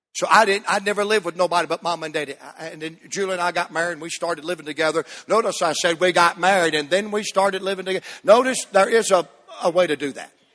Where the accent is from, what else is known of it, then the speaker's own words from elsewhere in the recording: Virginia, United States; we're from Virginia.